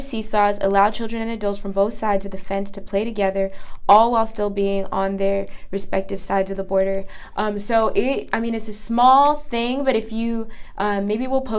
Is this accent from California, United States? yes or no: yes; California, United States; my home state, California.